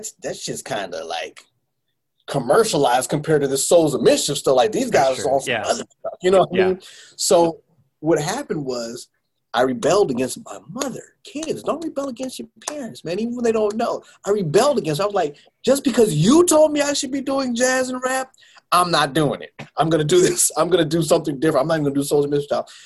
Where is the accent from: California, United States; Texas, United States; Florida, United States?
California, United States; Bay Area; moved away; When I was growing up in the Bay Area